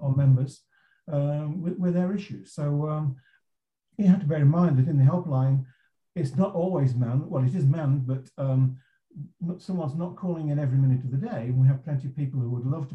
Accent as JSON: {"language": "English", "region": "England", "country": "United Kingdom", "accent": "English", "moved": "as an adult", "lives_now": "California, United States", "said": "I'm located in California, despite my English accent. I immigrated over here in 1987"}